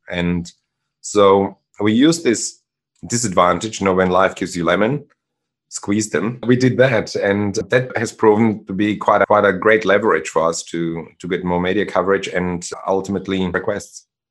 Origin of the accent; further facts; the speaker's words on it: Germany; English is a second language; moved away as an adult; also born or lived in Czechoslovakia / Sydney, Australia; now in Australia; I grew up in Germany, but I was born in Czechoslovakia